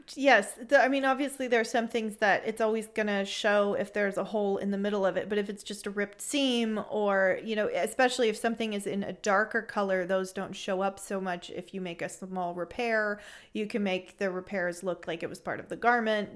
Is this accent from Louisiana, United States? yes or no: no; San Francisco Bay Area, California, United States; moved away as an adult; now in Freiburg, Germany; I'm from the San Francisco Bay Area originally